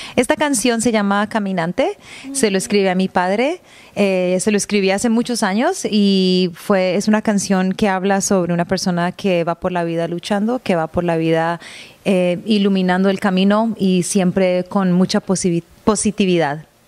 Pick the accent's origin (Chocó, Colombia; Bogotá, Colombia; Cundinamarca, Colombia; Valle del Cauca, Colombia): Valle del Cauca, Colombia; Cali; moved away as an adult; also born or lived in Toronto, Canada / Seville, Spain; now in Vancouver, Canada; Yo nací en Toronto, pero mi padre era colombiano y por esta razón crecí en Cali, Colombia